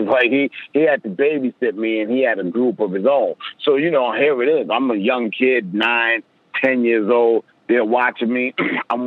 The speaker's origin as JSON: {"language": "English", "town": "New York City", "region": "New York", "country": "United States", "said": "I'm from Left Rack City. I went to school with Large Professor"}